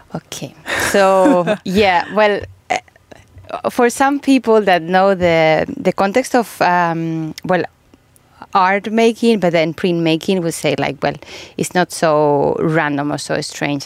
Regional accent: Spain; now in Finland; I'm from Spain

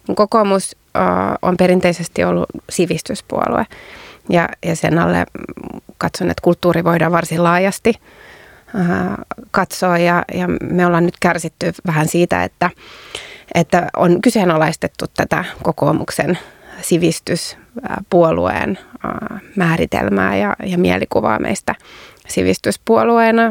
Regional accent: Turku, Southwest Finland, Finland; kotikaupungissani Turussa

